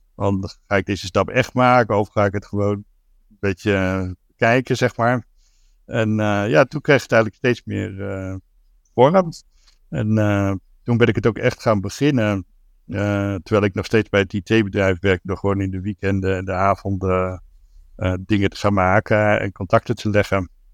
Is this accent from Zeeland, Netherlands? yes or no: yes; Zeeland, Netherlands; moved away as an adult; also born or lived in Rotterdam; Ik ben eigenlijk opgegroeid in Zeeland. Ik ben in Rotterdam geboren. Toen ik drie was naar Zeeland verhuisd en daar tot mijn twintigste